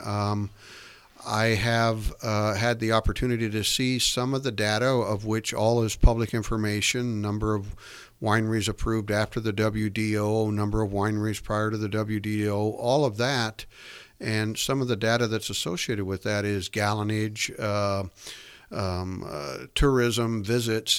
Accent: American Canyon, California, United States; I grew up in American Canyon

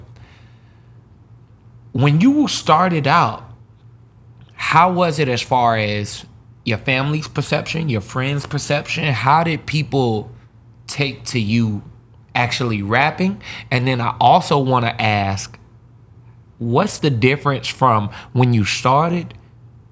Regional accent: Pensacola, Florida, United States; I'm from Pensacola, Florida

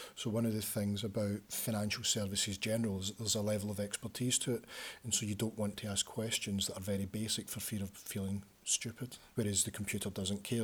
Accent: Glasgow, Scotland, United Kingdom; moved away as an adult; now in Leeds, United Kingdom; I'm from Glasgow

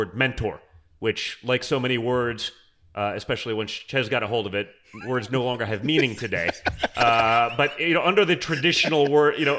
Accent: New York City, New York, United States; I grew up in New York City

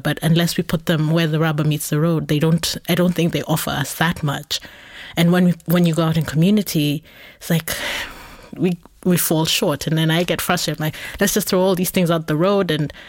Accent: Nairobi, Kenya; so I grew up in Nairobi, where we had public transport that were called matatus

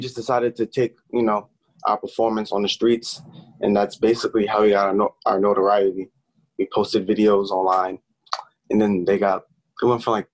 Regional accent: New York City, New York, United States; I'm from Brooklyn

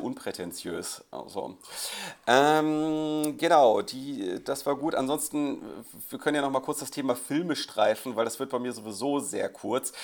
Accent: Krefeld, North Rhine-Westphalia, Germany; meiner Heimatstadt Krefeld

